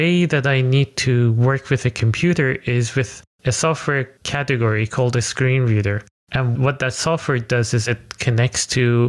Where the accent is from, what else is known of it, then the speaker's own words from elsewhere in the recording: Iran; moved away as an adult; now in Netherlands; So I'm actually originally from Iran. I moved to the Netherlands 5 years ago.